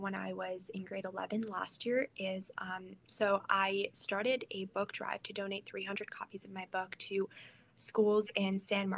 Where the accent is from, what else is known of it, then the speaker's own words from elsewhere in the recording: Iran; moved away; I am like originally from Iran